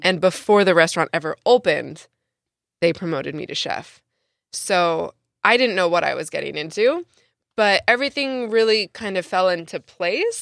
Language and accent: English; San Diego, California, United States; my first job ever in San Diego, and I'm from San Diego